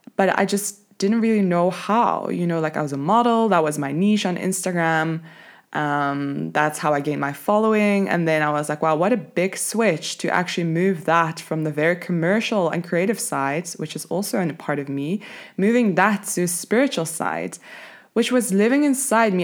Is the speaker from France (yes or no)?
no; Belgium; moved away as an adult; now in Cape Town, South Africa; I'm originally from Belgium, but I live in Cape Town.